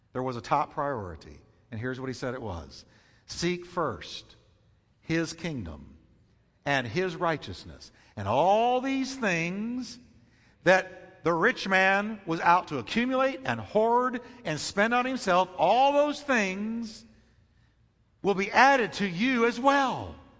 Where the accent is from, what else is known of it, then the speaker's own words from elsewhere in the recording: United States; as an American